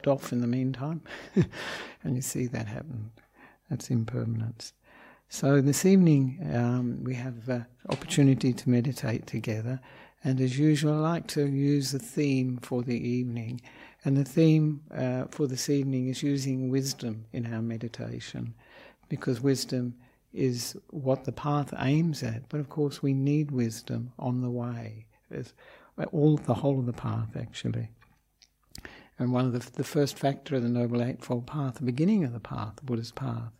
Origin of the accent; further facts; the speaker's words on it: Australia; moved away as an adult; also born or lived in Victoria, Australia / Western Australia; now in Sri Lanka; I am an Australian monk